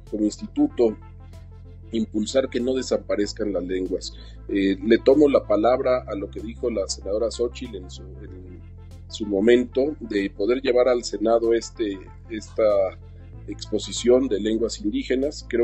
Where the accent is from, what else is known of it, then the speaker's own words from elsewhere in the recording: Chiapas, Mexico; Yo soy de Chiapas.